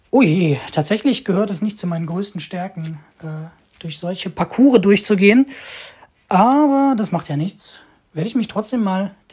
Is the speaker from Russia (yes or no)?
yes; Moscow, Russia; born there; Ich bin geboren 1996 in Moskau, leider ein bisschen zu früh.